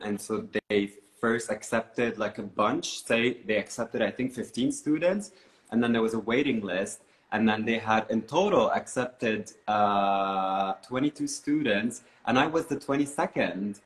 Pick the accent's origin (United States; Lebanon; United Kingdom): Lebanon; Beirut, Beirut Governorate; moved away as an adult; now in Berlin, Germany; I grew up in uh, Beirut, uh, and uh, in the suburbs of Beirut